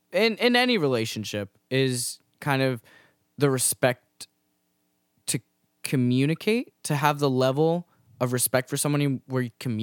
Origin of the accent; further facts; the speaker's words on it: New York, United States; I say this as a New Yorker who, you know, is sometimes avoids my neighbors